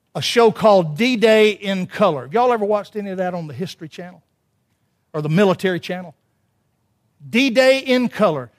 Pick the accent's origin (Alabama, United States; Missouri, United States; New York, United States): Alabama, United States